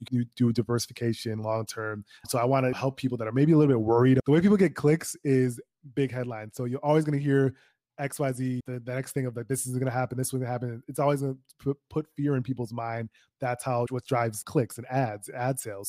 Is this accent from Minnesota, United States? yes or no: yes; Minnesota, United States; My parents came from Nigeria, but I'm born and raised in Minnesota